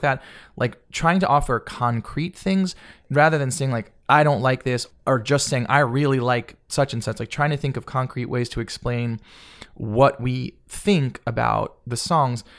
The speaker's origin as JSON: {"language": "English", "town": "Marietta", "region": "Georgia", "country": "United States", "tie": "born or raised there", "also_born_or_lived": "New Jersey / Florida", "said": "I grew up in Flor-, in Georgia"}